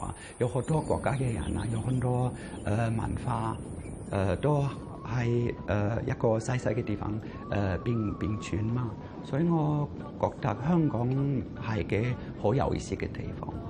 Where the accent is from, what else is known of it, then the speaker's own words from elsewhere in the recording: Germany; Chinese is a second language; 我會講啊，對唔住，我英文講得唔好嘅，我係德國人，我誒、習慣用廣東話。